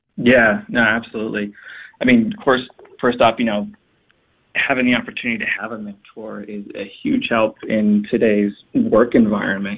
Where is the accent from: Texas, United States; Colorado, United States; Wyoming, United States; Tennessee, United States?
Texas, United States; Dallas; moved away as an adult; also born or lived in Phoenix, Arizona / Washington, District of Columbia, United States; I knew I wanted to return to my home state of Texas, my home city of the you know, Dallas